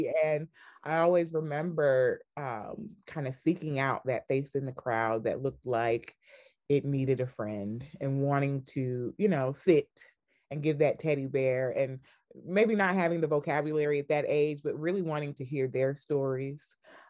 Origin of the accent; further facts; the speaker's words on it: Sierra Leone; also born or lived in College Park, Georgia; I was born in College Park, Georgia. {S1} Okay. {S2} I went back home to Sierra Leone at a very young age. Both of my parents were born there.